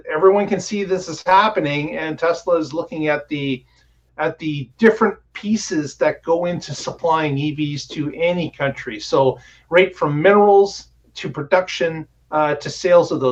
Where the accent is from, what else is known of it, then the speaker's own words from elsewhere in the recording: Canada; Canada, my home country